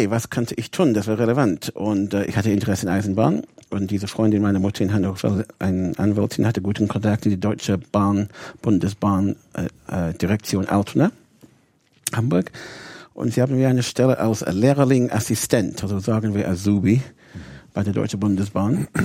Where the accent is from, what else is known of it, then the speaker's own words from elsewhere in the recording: Bradford, Yorkshire and the Humber, United Kingdom; German is a second language; Ich bin Engländer. In Bradford, wie gesagt, Yorkshire, das ist 200 Meilen nördlich von London.